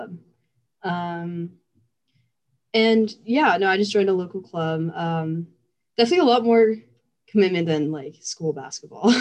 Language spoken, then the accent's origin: English; Torrance, California, United States; I'm from SoCal, Torrance specifically.